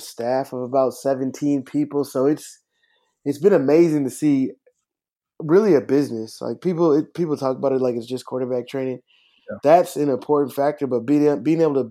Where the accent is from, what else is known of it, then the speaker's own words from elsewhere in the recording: Minneapolis, Minnesota, United States; also born or lived in Los Angeles, California; now in Atlanta, United States; I'm from Minneapolis, Minnesota, not to be confused with St. Paul